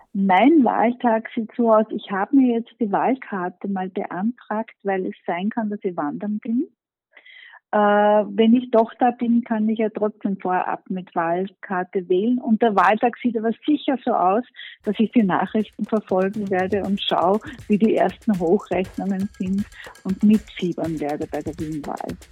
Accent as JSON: {"language": "German", "area": "Mostviertel", "region": "Lower Austria", "country": "Austria", "also_born_or_lived": "Germany", "moved": "yes", "lives_now": "Vienna, Austria", "said": "Ich bin ja Gescherde, ich komme ursprünglich aus dem Ostviertel"}